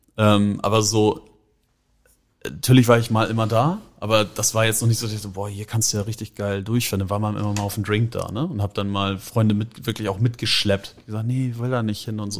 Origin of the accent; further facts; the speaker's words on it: Hamburg, Germany; also born or lived in Schenefeld; Wir sind in Lurup oder ich bin in Lurup aufgewachsen.